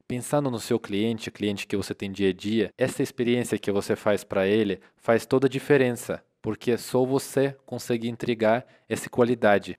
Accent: Russia; Portuguese is a second language; now in Brazil; eu sou da Rússia

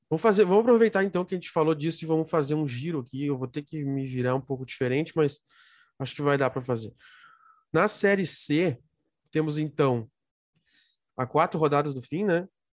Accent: Rio Grande do Sul, Brazil; eu sou gaúcho

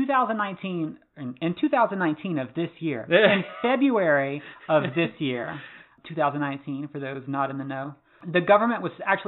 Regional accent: North Carolina, United States; I'm from North Carolina

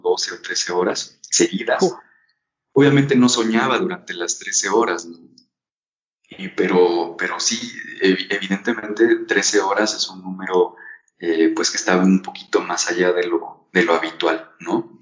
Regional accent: Mexico; como sociedad mexicana

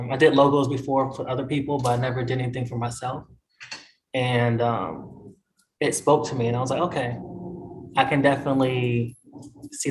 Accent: North Carolina, United States; moved away as an adult; also born or lived in New York; I was raised here, you know, all the way from 3 to 20

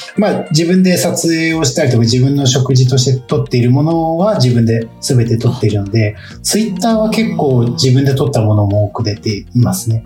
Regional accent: Bando, Ibaraki, Japan; 私の地元、茨城県の坂東市の一区

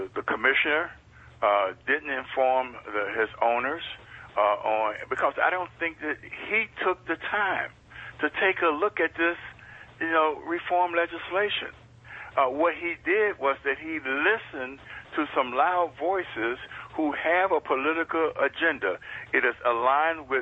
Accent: Ohio, United States; my home state of Ohio

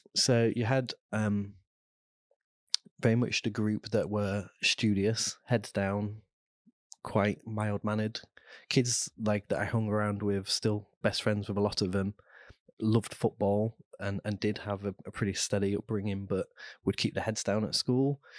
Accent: Immingham, East Midlands, United Kingdom; also born or lived in Cheshire; we moved as a family when I was five there, so, and then I grew up in, in Lincolnshire

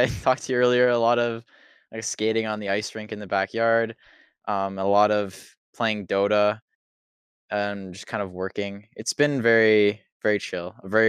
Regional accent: Ontario, Canada; I'm 23 from Ontario, Canada, I guess.

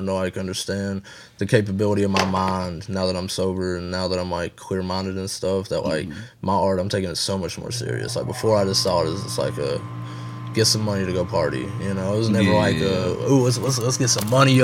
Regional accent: the South, United States; we from the South

